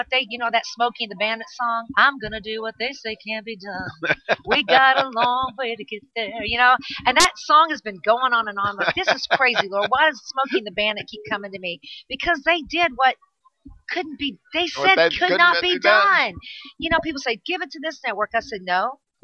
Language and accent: English; California, United States; I'm Californian